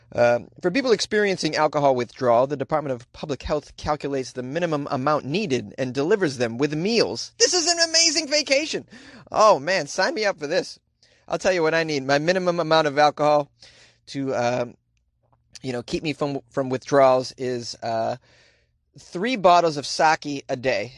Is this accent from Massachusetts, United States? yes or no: yes; Boston, Massachusetts, United States; accent: Boston; That's how we say it in Boston.